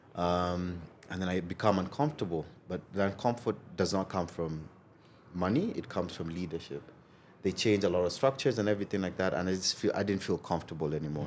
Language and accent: English; Nairobi, Kenya; that's where I grew up predominantly